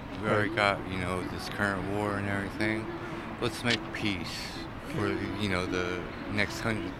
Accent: Las Vegas, Nevada, United States; I'm actually from here.

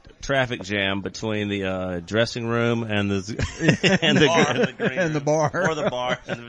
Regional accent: Mobile, Alabama, United States; also born or lived in Muscle Shoals, Alabama; We are from Mobile, Alabama.

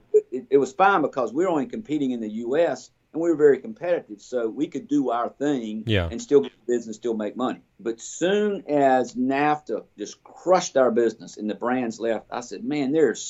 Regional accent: Burlington, North Carolina, United States; I grew up in Burlington

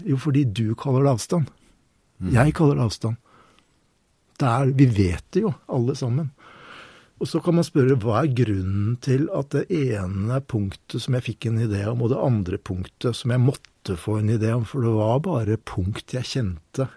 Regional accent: Troms, Norway; jeg vokste opp i samisk uh, område i Nord-Troms, uh, som søring

